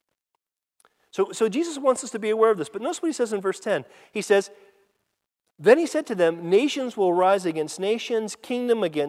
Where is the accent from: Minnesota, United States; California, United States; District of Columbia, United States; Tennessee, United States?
California, United States; I grew up in California